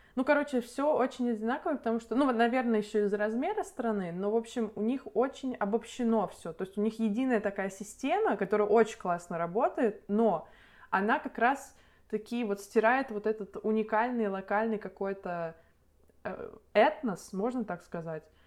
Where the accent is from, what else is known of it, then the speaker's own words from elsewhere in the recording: Nizhny Novgorod, Nizhny Novgorod Oblast, Russia; moved away; я из Нижнего Новгорода